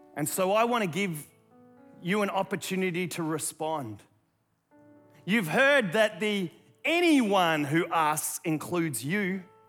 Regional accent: Australia; accent: Aussie; my Aussie accent

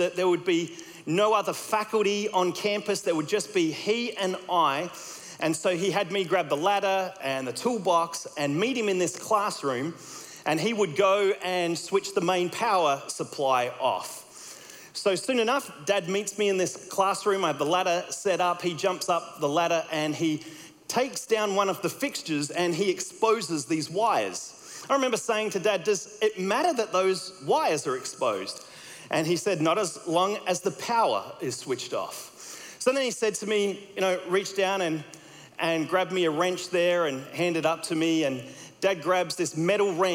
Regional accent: Australia; accent: Australian; my Australian accent

